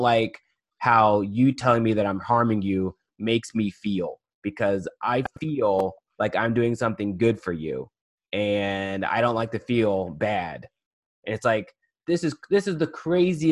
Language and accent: English; the South, United States; a person growing up in the South